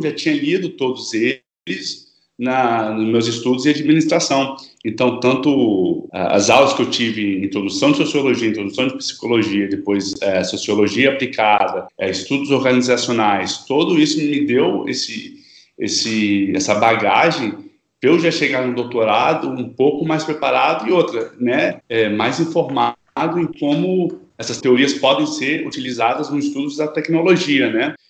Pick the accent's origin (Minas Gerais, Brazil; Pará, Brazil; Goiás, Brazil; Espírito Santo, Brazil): Espírito Santo, Brazil; Vitória; moved away; Eu sou de Vitória, no Espírito Santo